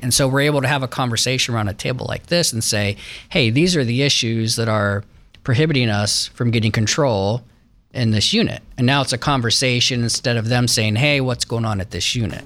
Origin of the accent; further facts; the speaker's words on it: Westerville, Ohio, United States; grew up in uptown Westerville, Westerville City Schools